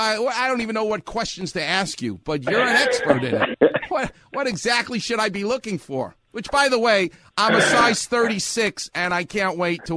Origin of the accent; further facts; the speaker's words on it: New York, United States; now in Los Angeles, United States; this is Los Angeles, and I'm from New York, so I'm used to being in a melting pot